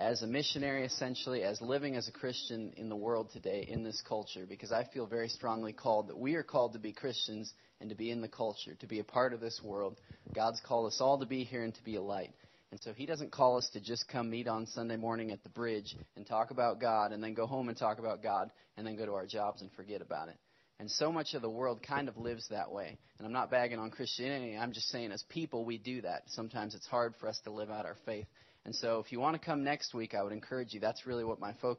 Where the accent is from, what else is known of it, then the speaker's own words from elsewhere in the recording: Stoughton, Wisconsin, United States; moved away as an adult; also born or lived in Nashville; now in Seattle, United States; I grew up in Wisconsin, so we grew up in kind of the Madison area in the city of Stoughton